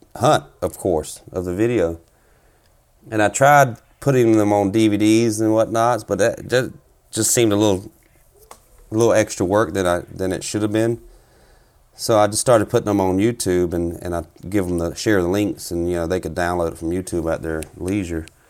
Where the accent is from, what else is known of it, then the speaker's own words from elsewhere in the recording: South Carolina, United States; moved away as an adult; now in Minnesota, United States; I'm originally from South Carolina